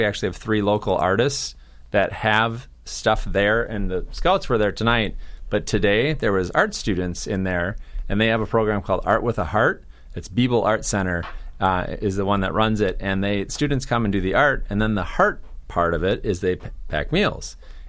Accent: Minnesota, United States; moved away as an adult; now in Massachusetts, United States; So it's in central Iowa. I'm originally from Minnesota, so I used to live 6 hours north of where my boss and his wife retired to. But then we moved 24 hours east.

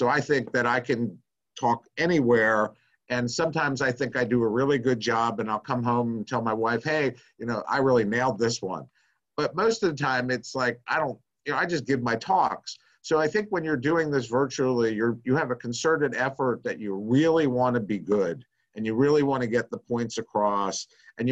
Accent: Nashville, Tennessee, United States; I'm from Nashville. I live in Nashville, Tennessee

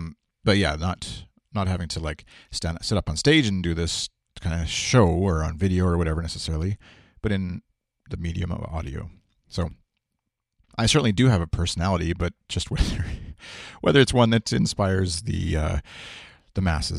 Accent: Saskatoon, Saskatchewan, Canada; I'm Canadian. I'm from Saskatchewan, Saskatoon, in the middle of Canada.

